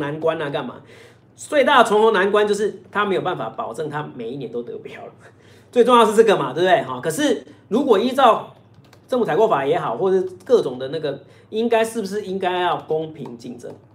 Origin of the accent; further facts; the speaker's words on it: Taiwan; 我们台湾这边是非常强调是要有证据啊